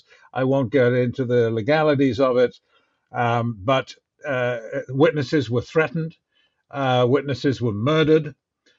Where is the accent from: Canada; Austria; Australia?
Canada; as a Canadian